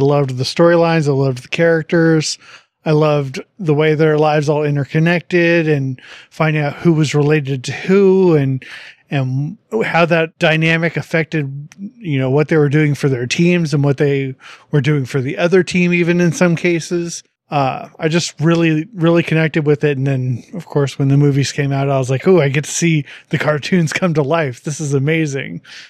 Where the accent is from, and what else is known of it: United States